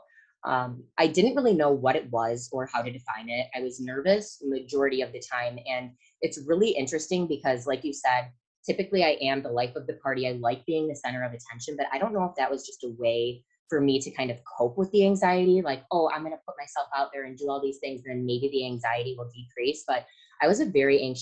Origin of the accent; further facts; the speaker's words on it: Michigan, United States; I'm from Michigan